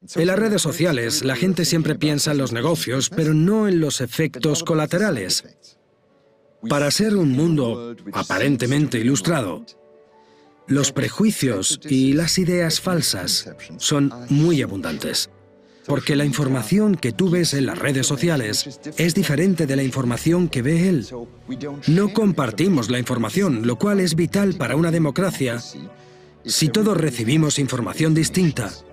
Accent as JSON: {"language": "Spanish", "country": "India", "tie": "born or raised there", "also_born_or_lived": "Luxembourg", "moved": "yes", "said": "Yo me crié en India y siendo un poco más mayor, me mudé a Luxemburgo"}